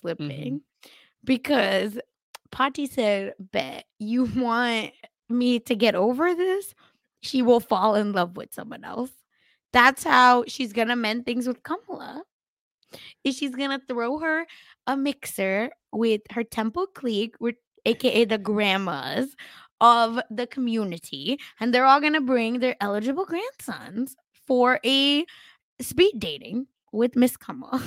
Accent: Mumbai, Maharashtra, India; now in Palo Alto, United States; we are from Mumbai

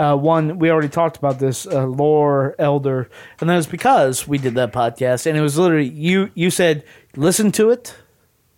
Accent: the South, United States; I'm from the South

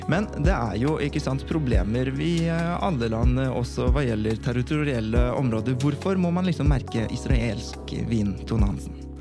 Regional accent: Oslo, Norway; jeg vokste opp på Oppsal

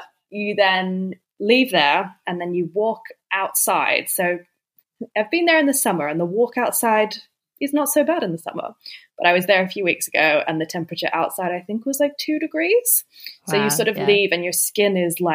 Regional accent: Sydney, New South Wales, Australia; moved away; I'm from Sydney originally

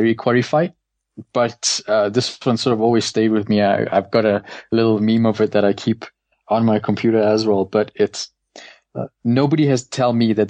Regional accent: South Africa; as a South African

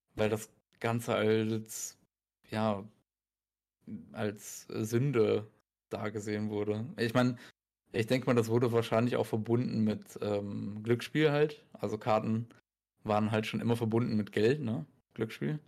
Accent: Germany; bei uns in Deutschland

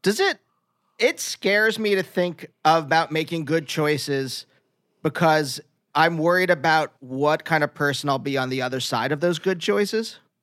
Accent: Pennsylvania, United States; moved away as an adult; also born or lived in New York; I'm from Pennsylvania

